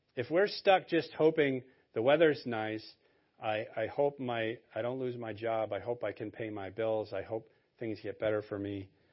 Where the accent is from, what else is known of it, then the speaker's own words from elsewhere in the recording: Maine, United States; I was born and raised in Maine.